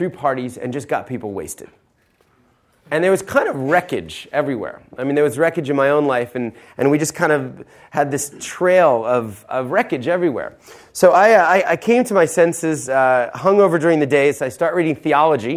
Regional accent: Philadelphia, Pennsylvania, United States; also born or lived in an hour and a half outside of New York City; I was born in Philadelphia, middle-class

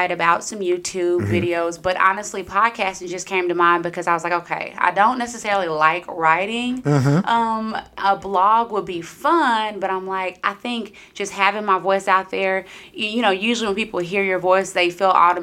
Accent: Round Rock, Texas, United States; I am from Round Rock

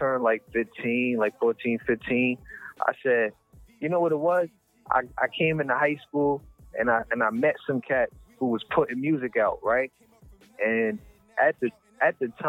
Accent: Plainfield, United States; Plainfield, my hometown, they had some talent shows at the high school.

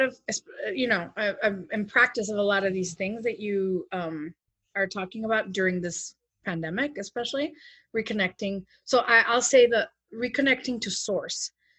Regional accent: Chicago, Illinois, United States; Since 2005, I've known him. We're from Chicago.

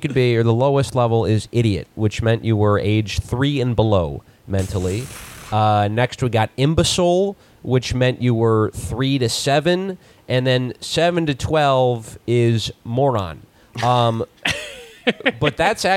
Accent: Virginia, United States; moved away; Virginia, my home state originally

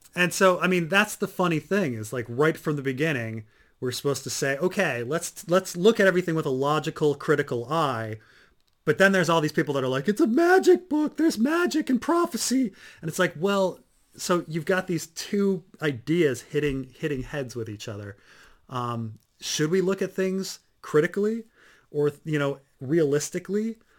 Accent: New Jersey, United States; I grew up in Jersey

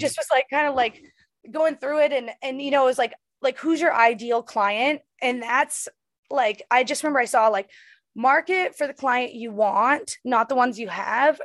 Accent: Bangor, Maine, United States; moved away as an adult; also born or lived in Los Angeles, California; I'm going to my hometown

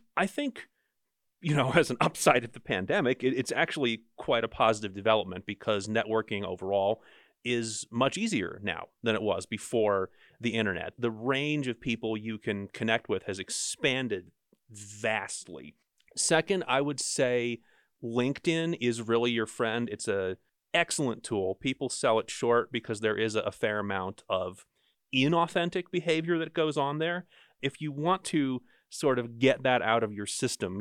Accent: New Jersey, United States; now in Utah, United States; I'm from Jersey.

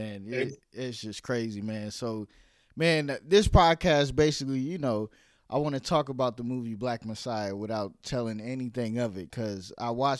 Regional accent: New York City, New York, United States; moved away; also born or lived in Virginia; I was born in New York City in the 80s.

